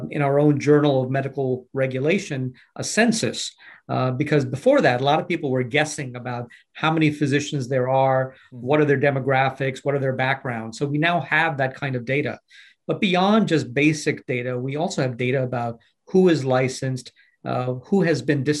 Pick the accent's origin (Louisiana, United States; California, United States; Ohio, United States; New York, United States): New York, United States; New York City; I grew up in Brooklyn, New York, and trained as a physician